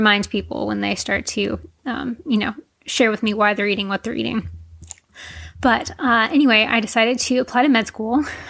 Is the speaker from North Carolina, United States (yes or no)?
yes; Charlotte, North Carolina, United States; moved away as an adult; also born or lived in California; I am originally from Charlotte, North Carolina. I grew up a competitive dancer